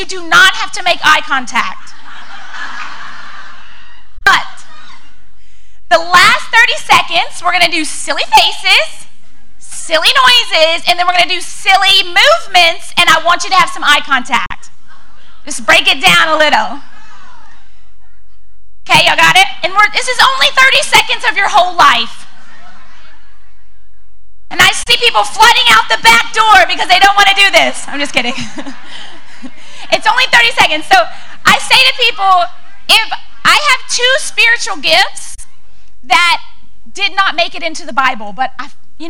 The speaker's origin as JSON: {"language": "English", "region": "Louisiana", "country": "United States", "moved": "as an adult", "lives_now": "Texas, United States", "said": "I'm working on being a Texan, but I am from Louisiana"}